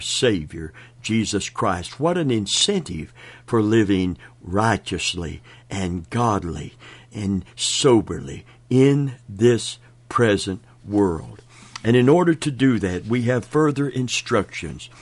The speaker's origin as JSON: {"language": "English", "region": "Kentucky", "country": "United States", "said": "I'm from Kentucky."}